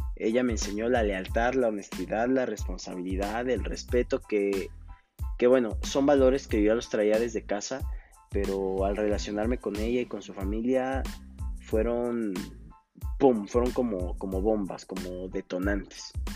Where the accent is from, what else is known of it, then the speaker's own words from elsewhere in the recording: Coacalco, State of Mexico, Mexico; moved away as an adult; also born or lived in Querétaro; now in Tulancingo, Mexico; soy originario de la Ciudad de México en la cual solamente viví mis primeros ocho años de vida. Después radiqué en Coacalco, Estado de México, cerca de 16 años.